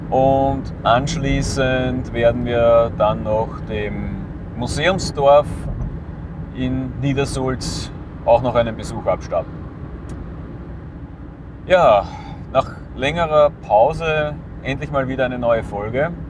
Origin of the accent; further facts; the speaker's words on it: Lower Austria, Austria; Einfach weil der Umweg über meinen Heimatort in der Nähe von Wien nicht wirklich sinnvoll ist